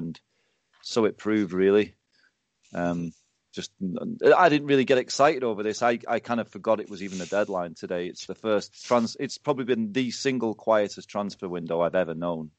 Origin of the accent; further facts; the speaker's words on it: Barrow-in-Furness, North West England, United Kingdom; They signed a guy from my hometown, Barrow in Furness.